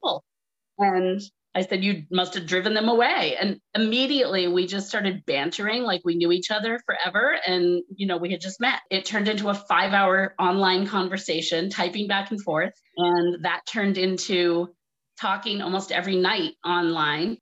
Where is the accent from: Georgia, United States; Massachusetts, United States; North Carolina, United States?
Massachusetts, United States; Groton; moved away as an adult; also born or lived in New York City; I am from Massachusetts originally, very small little town, Groton, Mass.